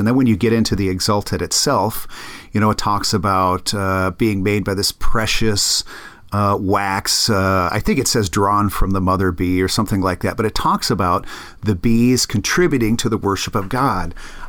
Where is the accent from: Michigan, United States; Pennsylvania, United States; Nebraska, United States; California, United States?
Nebraska, United States; I'm from Nebraska. We don't have dolphins in Nebraska.